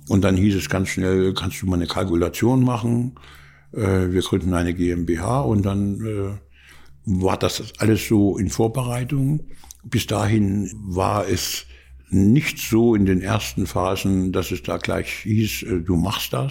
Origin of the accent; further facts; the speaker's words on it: Bad Segeberg, Schleswig-Holstein, Germany; ich bin in Segeberg aufgewachsen.